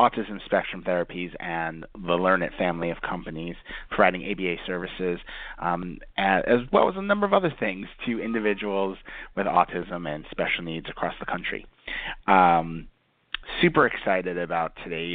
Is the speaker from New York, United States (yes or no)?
yes; New York, United States; growing up in New York